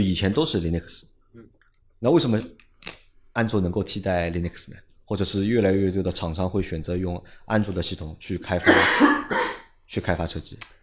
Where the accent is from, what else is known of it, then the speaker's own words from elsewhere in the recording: China; 我们中国人